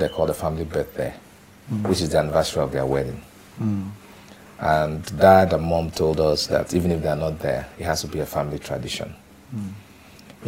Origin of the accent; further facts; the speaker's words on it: Achi, Enugu State, Nigeria; moved away; I'm from Achi, Ijiriva, local government of Enugu State